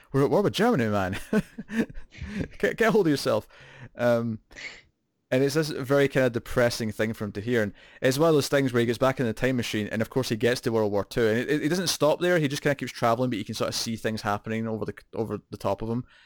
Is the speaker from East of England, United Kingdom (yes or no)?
no; Scotland, United Kingdom; accent: Scottish